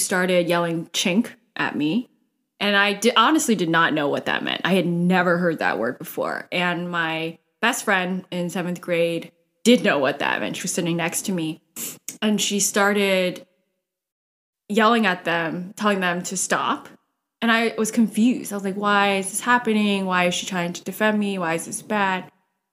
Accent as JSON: {"language": "English", "town": "North Charleston", "region": "South Carolina", "country": "United States", "tie": "born or raised there", "first_language": "Cantonese", "second_language": "English", "said": "I was born in North Charleston, South Carolina"}